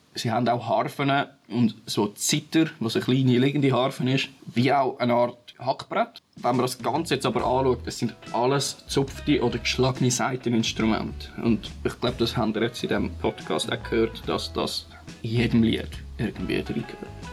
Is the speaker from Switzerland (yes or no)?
yes; Switzerland; Bei uns in der Schweiz